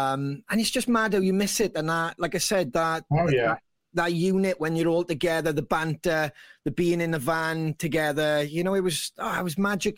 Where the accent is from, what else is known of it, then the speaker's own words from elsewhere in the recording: United Kingdom; we're British